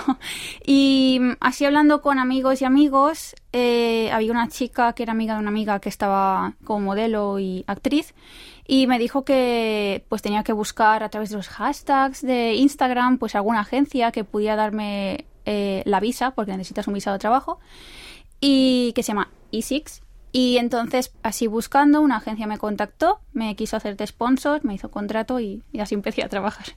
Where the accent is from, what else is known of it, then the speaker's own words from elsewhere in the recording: Spain; now in South Korea; como española que soy